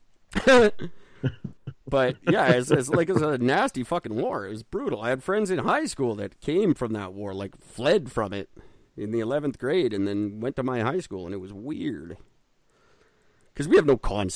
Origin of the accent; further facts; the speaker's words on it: Canada; I'm Canadian